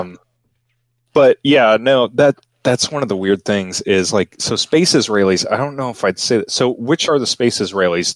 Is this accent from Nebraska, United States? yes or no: no; Texas, United States; I'm from Texas